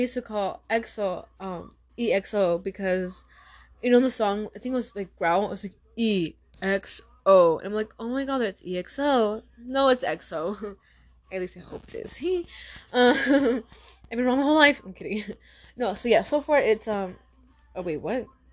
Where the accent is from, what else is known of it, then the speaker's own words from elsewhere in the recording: Tucson, Arizona, United States; I am from Tucson, Arizona